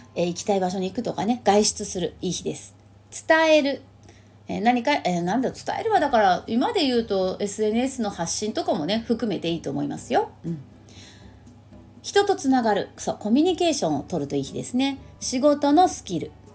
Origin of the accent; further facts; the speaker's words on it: St. Luke's International Hospital, Tokyo, Japan; 聖六加国際病院でね私あの病院で生まれたんですけど